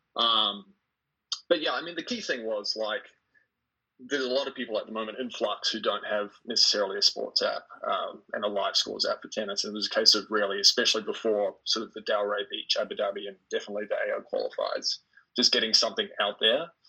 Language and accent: English; New Zealand; I was born in New Zealand, and so currently am in New Zealand